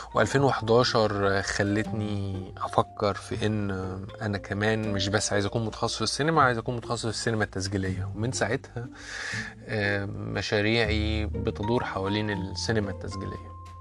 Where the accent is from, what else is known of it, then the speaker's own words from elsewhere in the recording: Egypt; accent: Egyptian; انا اتولدت وعشت معظم حياتي في مصر